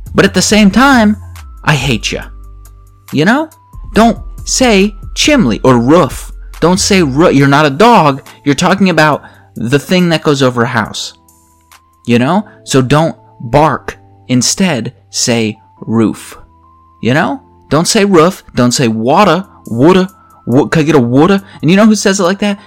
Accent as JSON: {"language": "English", "region": "Pennsylvania", "country": "United States", "accent": "Pennsylvania", "said": "my Pennsylvania accent"}